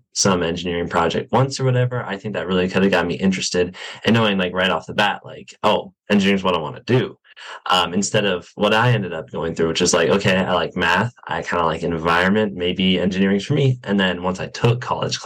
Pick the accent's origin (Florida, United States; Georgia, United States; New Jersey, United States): Florida, United States; Wesley Chapel; moved away as an adult; now in Gainesville, United States; I am from West of Chapel, Florida, which is a suburb a little bit north of Tampa